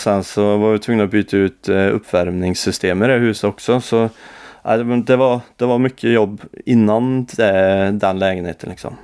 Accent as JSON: {"language": "Swedish", "town": "Forshaga", "region": "Värmland", "country": "Sweden", "tie": "born or raised there", "said": "huset mitt emot min mor och far på gatan där jag är uppvuxen"}